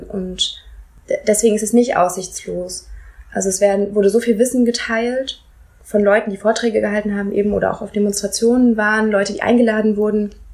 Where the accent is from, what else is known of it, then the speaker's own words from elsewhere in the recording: Hesse, Germany; Ich bin in Hessen aufgewachsen